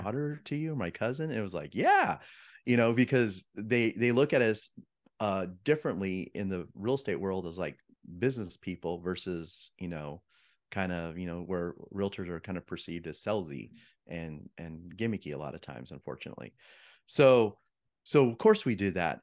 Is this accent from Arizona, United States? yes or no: yes; Yuma, Arizona, United States; moved away as an adult; also born or lived in Flagstaff, Arizona; now in Phoenix, United States; I'm a Arizona native. So, I grew up in Yuma, Arizona